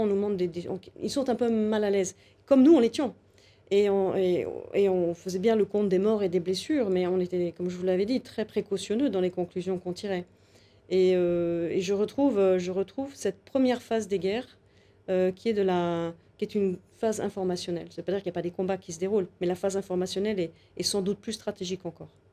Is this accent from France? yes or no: yes; France; je suis une femme, je suis française, je suis une occidentale